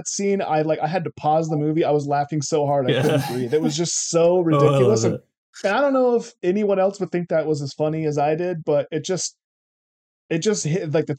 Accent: California, United States; I'm just like, I'm from California.

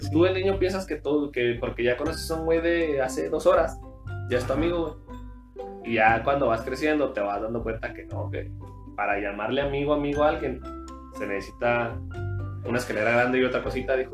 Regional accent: Mexico; soy de Casas Sí. Entonces, Primaria y secundaria, yo la estudié allá

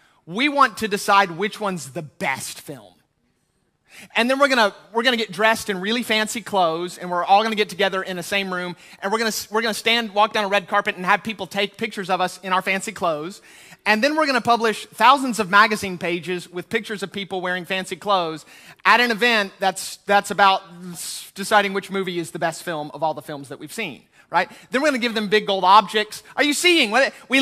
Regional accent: United States; I'm American

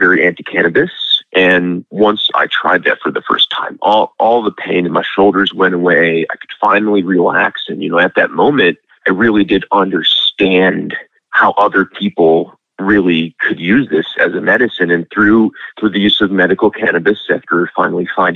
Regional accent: Lake in the Hills, Illinois, United States; I'm from Lake in the Hills, Illinois

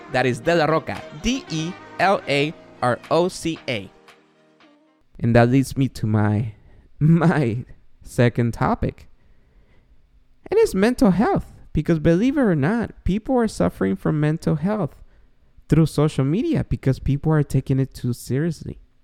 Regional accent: Guatemala; English is a second language; moved away; So if this short Guatemalan was able to quit drinking, the star of podcasts, even though I have an accent

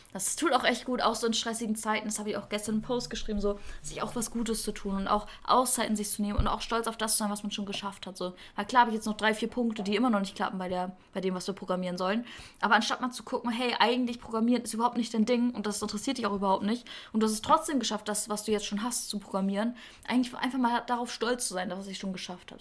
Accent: Münster, North Rhine-Westphalia, Germany; in der Münster, also in meiner Heimatstadt

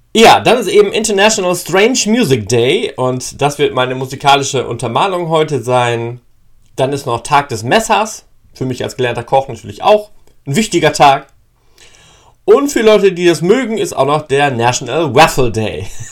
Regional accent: East Frisia, Lower Saxony, Germany; Ich bin ein gebürtiger Friese

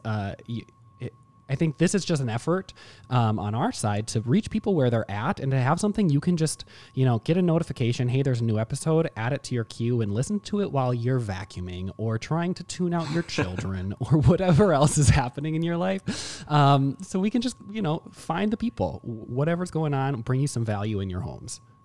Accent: Mankato, Minnesota, United States; grew up in Mankato in the same family

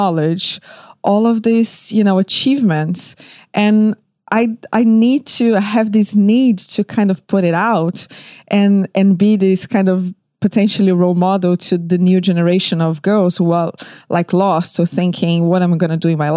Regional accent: Rio de Janeiro, Brazil; moved away as an adult; now in London, United Kingdom; I was born in Rio de Janeiro, Brazil, and I moved to London 13 years ago

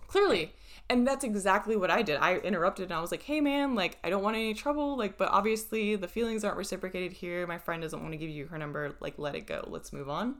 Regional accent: United States; I would say I was American

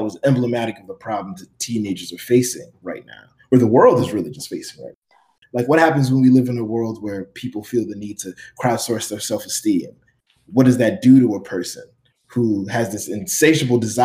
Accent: Miami, Florida, United States; growing up in Miami

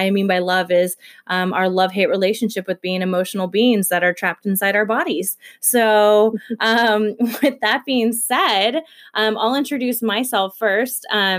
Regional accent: Detroit, Michigan, United States; also born or lived in Kentucky; I am originally from Kentucky, but I do not have near as cute of an accent as Whitney because my parents also raised me in Detroit, Michigan.

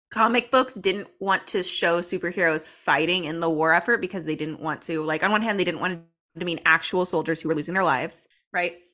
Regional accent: United States; as an American

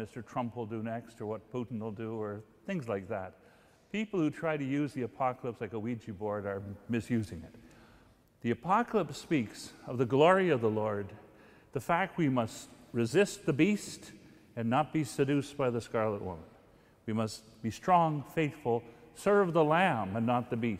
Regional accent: Guelph, Ontario, Canada; Guelph, my hometown

